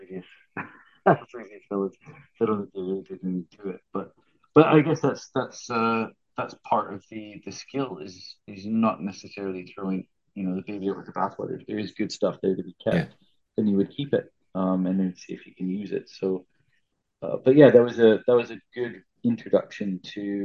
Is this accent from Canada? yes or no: yes; Saskatchewan, Canada; moved away; growing up in Canada. In Saskatchewan, we had snakes, quite a few of them.